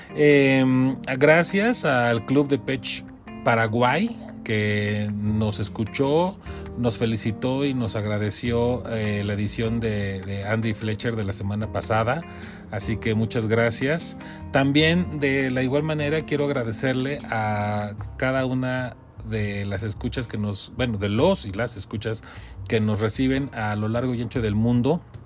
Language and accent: Spanish; Mexico